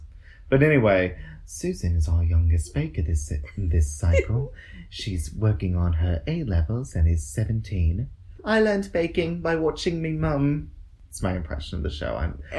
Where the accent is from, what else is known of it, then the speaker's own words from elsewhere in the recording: Texas, United States; I'm also from Texas.